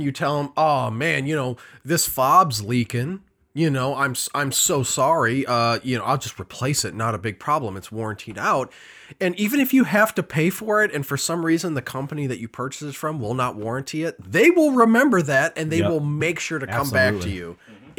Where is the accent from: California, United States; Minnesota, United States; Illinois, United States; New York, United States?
Illinois, United States; Elgin; born there; I am. I was born in Elgin, Illinois.